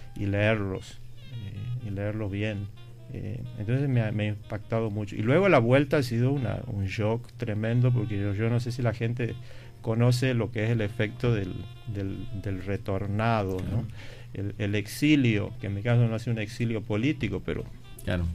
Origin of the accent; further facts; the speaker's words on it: Tucumán, Argentina; moved away as an adult; also born or lived in Buenos Aires, Argentina / Madrid, Spain; Yo me considero un tucumano prácticamente mm. de, nacimiento